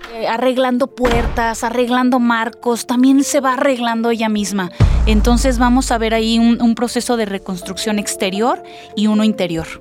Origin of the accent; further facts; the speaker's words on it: Querétaro, Mexico; yo soy de aquí. Y es volver a esos orígenes, cuando vuelves a esta tierra en la que naciste